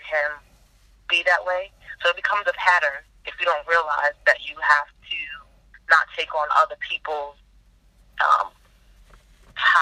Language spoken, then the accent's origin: English; New York City, New York, United States; moved away as an adult; now in Arizona, United States; I literally had to leave my hometown, New York City